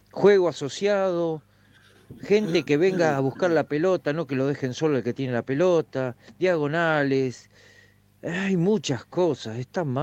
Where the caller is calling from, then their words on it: San José de Guaymallén, Mendoza, Argentina; de Mendoza, lo estoy escuchando de San José de Guaymallén.